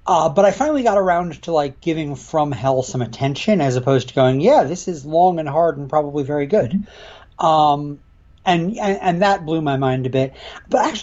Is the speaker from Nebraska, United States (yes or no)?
no; Western Connecticut, United States; now in Ithaca, United States; I grew up in Western Connecticut, New England area. These days I'm based in lovely Ithaca, New York